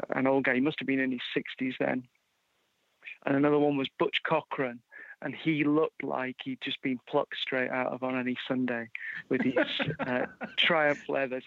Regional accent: Yorkshire and the Humber, United Kingdom; also born or lived in Edinburgh, Scotland; I was born in Edinburgh in Scotland, but grew up in uh, in Yorkshire in England

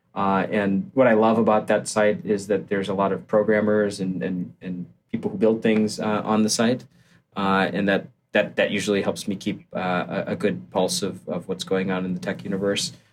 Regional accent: Barrington, Illinois, United States; I grew up just outside of Chicago, so um, one of the suburbs in the northwest corner of the Chicago area, and uh, I have yeah, my parents are still out there. Uh, it's a place called Barrington

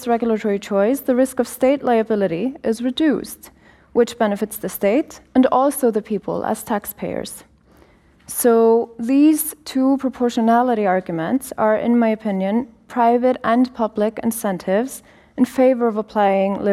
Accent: Iceland; I'm a lawyer from Iceland.

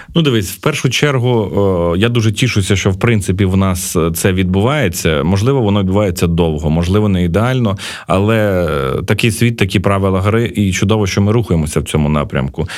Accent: Uzhhorod, Zakarpattia Oblast, Ukraine; now in Kyiv, Ukraine; я уродженець Ужгорода

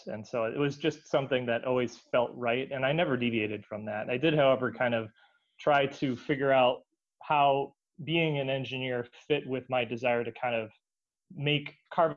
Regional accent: Rockford, Illinois, United States; I grew up in Rockford, Illinois

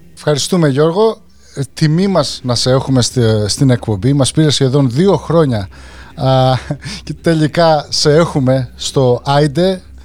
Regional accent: Greece; moved away; είμαστε επηρεασμένοι από τα 90s στην Ελλάδα τη δεκαετία του 90 και όταν φύγαμε από Ελλάδα τα τέλη του 90 αλλά επειδή μεγαλώσαμε τη δεκαετία του 90

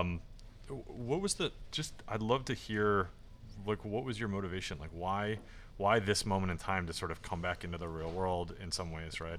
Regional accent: Washington, District of Columbia, United States; I grew up at a in Washington, D C

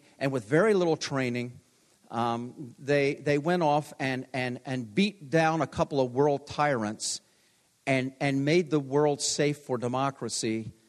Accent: Hollywood, Maryland, United States; they moved to Hollywood, Maryland, which was my hometown.

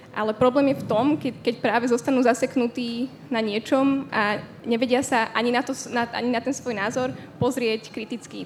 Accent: Slovakia; moved away as an adult; also born or lived in Czech Republic; keď som odchádzala zo Slovenska, tak som bola dosť mladá. Uh, mala som 18 rokov

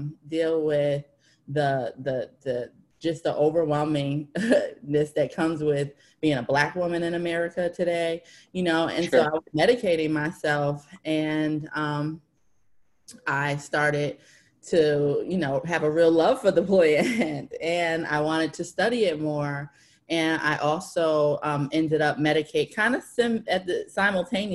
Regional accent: New Haven, Connecticut, United States; I am from New Haven, Connecticut

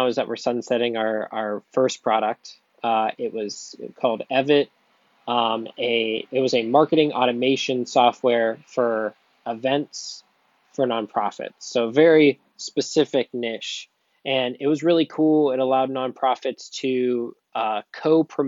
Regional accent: Canfield, Ohio, United States; also born or lived in Austintown, Ohio; I've grown up in Youngstown, well, suburbs of Youngstown. Right now I live in Austintown. I grew up in Canfield.

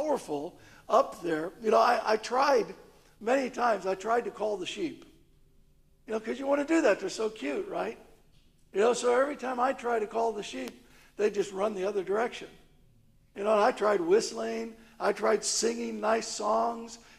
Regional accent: St. Louis, Missouri, United States; now in London, United Kingdom; growing up in St. Louis, in a city, I didn't really have much contact with sheep

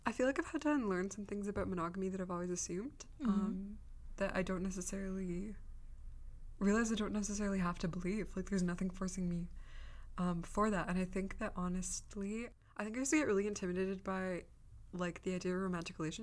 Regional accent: Canada; I grew up in Canada, but in a sort of censored version

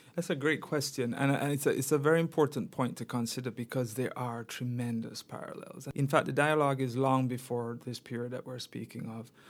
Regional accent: Jamaica; I'm from Jamaica and grew up in Jamaica

